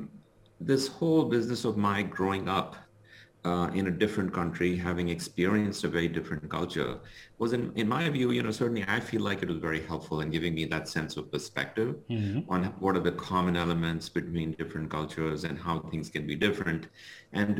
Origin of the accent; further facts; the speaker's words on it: India; moved away as an adult; now in Chicago, United States; Originally, I'm from India. So, you know, I grew up in India. I went through my high school as well as my engineering